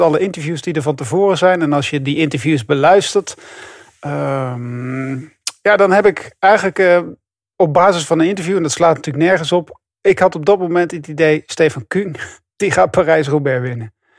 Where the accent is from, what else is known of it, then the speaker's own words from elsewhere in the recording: Netherlands; ik als Nederlander